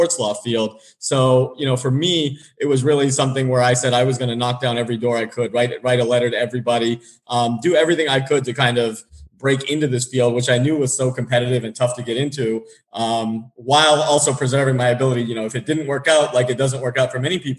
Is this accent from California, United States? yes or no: yes; San Diego, California, United States; moved away as an adult; also born or lived in Boston; I grew up in San Diego